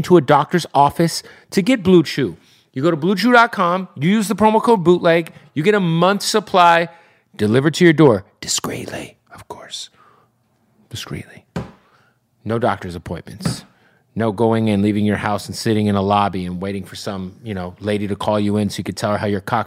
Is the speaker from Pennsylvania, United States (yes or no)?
no; Phoenix, Arizona, United States; Phoenix, Arizona, my hometown